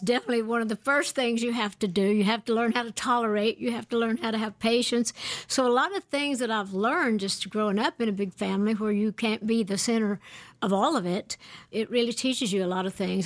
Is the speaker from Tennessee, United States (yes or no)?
yes; Great Smoky Mountains of East Tennessee, United States; I was born and raised in the Great Smoky Mountains of East Tennessee